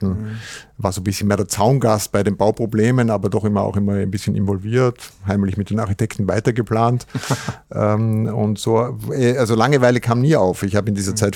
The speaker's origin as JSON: {"language": "German", "region": "Vienna", "country": "Austria", "said": "In Wien haben wir das Riesenrad und der Stephansdom und so"}